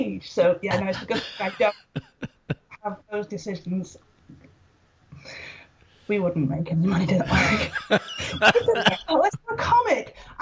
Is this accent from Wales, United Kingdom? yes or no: yes; Wales, United Kingdom; moved away as an adult; now in Preston, United Kingdom; I'm from Wales. I'm from Wales